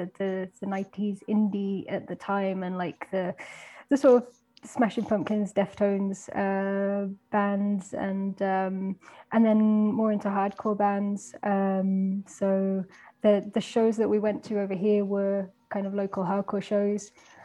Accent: Belgium; also born or lived in United Kingdom; I am actually British, but I grew up, I did the majority of my growing up in Belgium, in going to a British school.

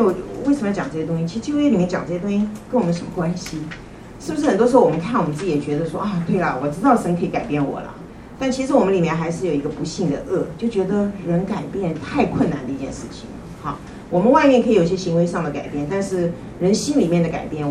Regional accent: China; 我们中国人都比较悲观哈，我们都比较自卑

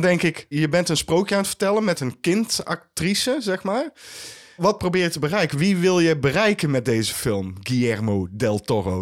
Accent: Netherlands; wij als Nederlanders

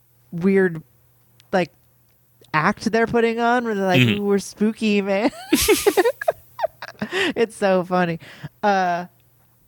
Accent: Los Angeles, California, United States; when I was growing up in Los Angeles

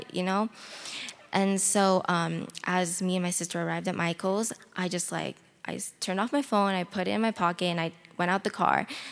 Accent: Philippines; I was born in the Philippines.

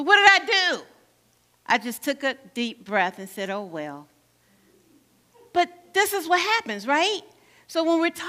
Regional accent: Gary, Indiana, United States; moved away; I'm from Gary, Indiana

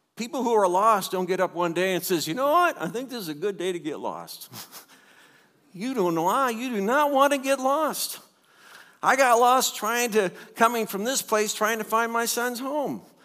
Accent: United States; growing up in the United States and growing up in a church

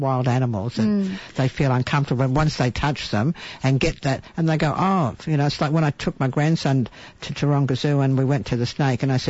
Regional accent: Nambour, Queensland, Australia; I grew up in Nambour

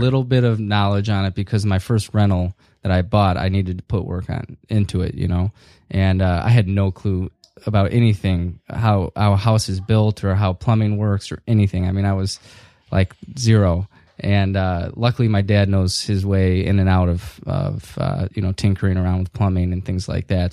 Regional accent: Northville, Michigan, United States; also born or lived in Chicago; I needed to move back more close to home where I grew up in Northville.

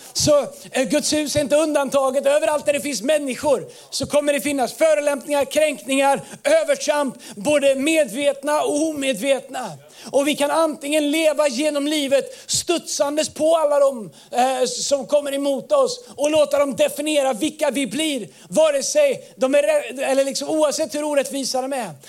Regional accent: Tidaholm, Västra Götaland, Sweden; moved away; jag är uppvuxen i Tidaholm, vi kallar det labbås

